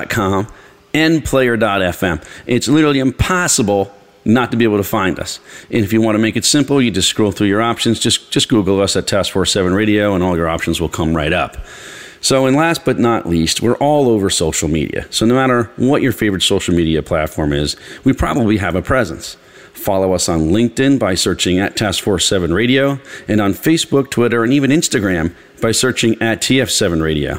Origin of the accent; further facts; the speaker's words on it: New York, United States; I'm from New York